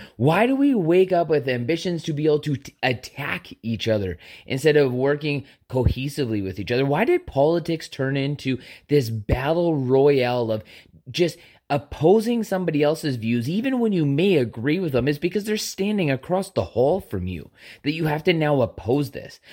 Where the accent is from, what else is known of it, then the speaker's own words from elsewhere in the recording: Canada; a Canadian citizen